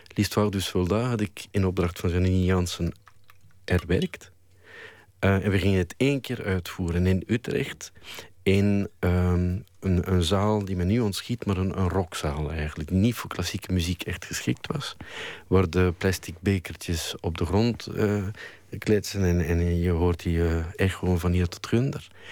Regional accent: Flanders, Belgium; als Vlaming

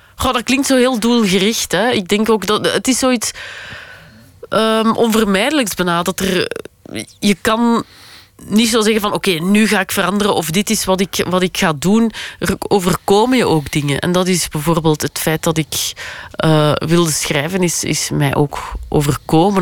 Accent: Flanders, Belgium; als Vlamingen

